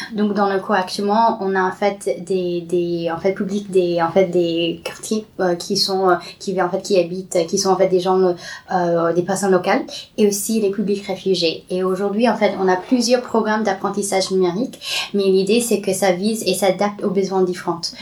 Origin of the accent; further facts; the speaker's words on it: California, United States; French is a second language; moved away as an adult; now in Paris, France; je grandis au Californie.